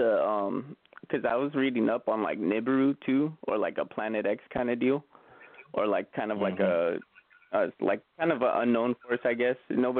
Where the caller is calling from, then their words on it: Huntington Beach, California, United States; I'm calling from Huntington Beach, California.